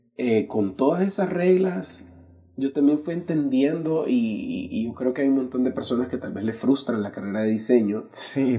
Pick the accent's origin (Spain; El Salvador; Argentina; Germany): El Salvador; San Salvador; Nací en San Salvador hace casi ya 35 años